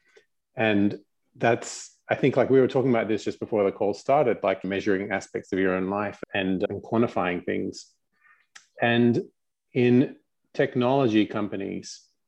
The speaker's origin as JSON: {"language": "English", "country": "Australia", "tie": "born or raised there", "said": "nominally, I'm Australian. I did grow up here"}